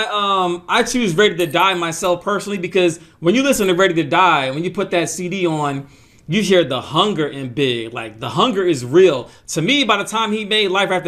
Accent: Atlanta, Georgia, United States; I'm from Atlanta, Georgia

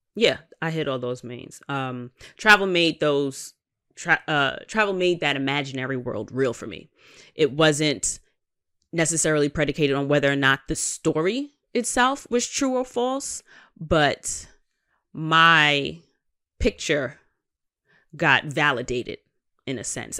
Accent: New York, United States; I am a New Yorker

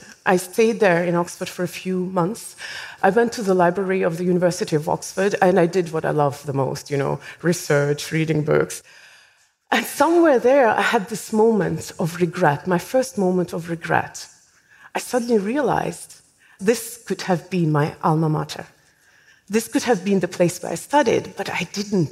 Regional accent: Estonia; I was born in Soviet Union. In fact, I was 14 when Soviet Union collapsed. So I went through the schooling system in the Soviet system. Of course, the last few years, it was, technically speaking, independent Estonia

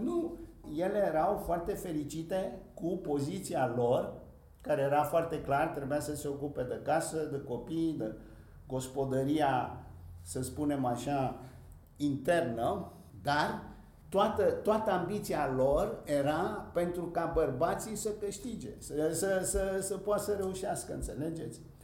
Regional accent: Bucharest, Romania; moved away; also born or lived in Greece; eu am crescut pe străzile Bucureștiului

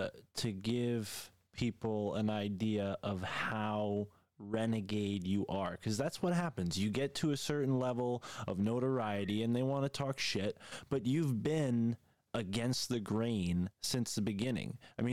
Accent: East Coast, United States; accent: East Coast; My East Coast accent's coming out.

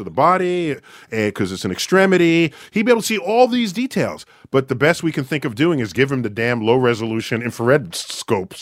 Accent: New York City, New York, United States; I hail from New York City, where I work, at the Hayden Planetarium

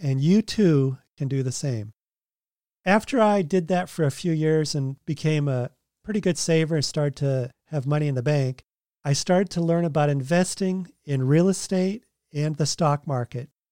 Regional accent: Massachusetts, United States; moved away as an adult; also born or lived in Oregon / California; now in Tennessee, United States; I grew up in Massachusetts, and then I lived in Oregon right after college, then California, and now we live in Tennessee

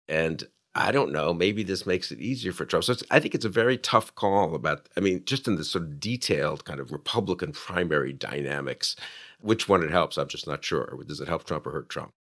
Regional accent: New York City, New York, United States; I grew up in New York

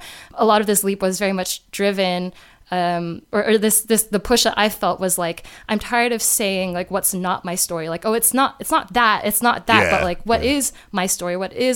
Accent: United States; born there; Yeah, so for me, I was born in the United States, but my parents are both born and raised in Malaysia.

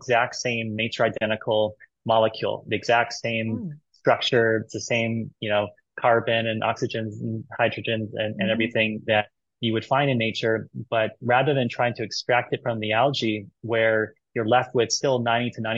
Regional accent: Hawaii, United States; I'm from Hawaii

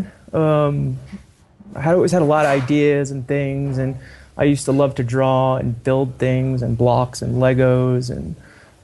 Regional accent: Dumont, New Jersey, United States; also born or lived in Walden, Colorado; graduated high school in New Jersey, Bergen County, right outside New York City.

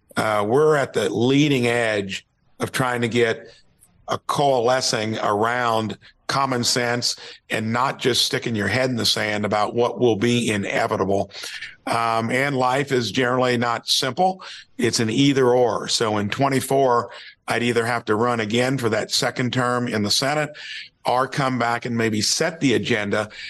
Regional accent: Jasper, Indiana, United States; from Jasper, Indiana

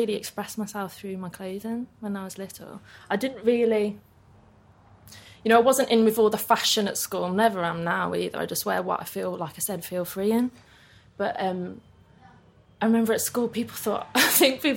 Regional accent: Birmingham, West Midlands, United Kingdom; now in London, United Kingdom; in a place called Cuttridge, Kings Norton

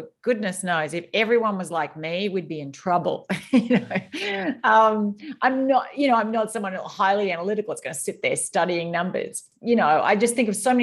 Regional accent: Australia; I grew up in Australia

